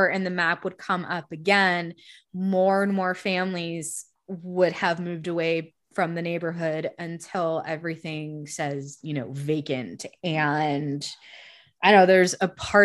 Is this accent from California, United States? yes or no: yes; Diamond Bar, California, United States; also born or lived in Chino Hills, California; growing up in Diamond Bar and Chino Hills and shit like that in the middle of white suburbia